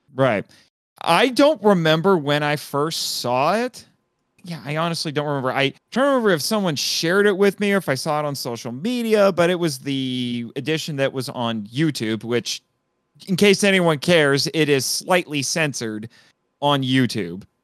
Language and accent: English; Fort Wayne, Indiana, United States; my hometown